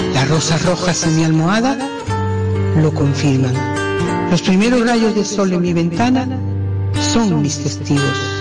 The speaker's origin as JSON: {"language": "Spanish", "town": "San Juan del Puerto", "region": "Andalusia", "country": "Spain", "tie": "born or raised there", "said": "Nací en San Juan del Puerto, Huelva."}